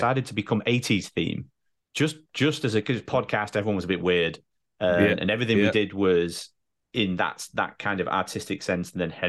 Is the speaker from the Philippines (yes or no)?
no; United Kingdom; As a Brit, you can get from one side of the country to the other in a train or a flight quite easily.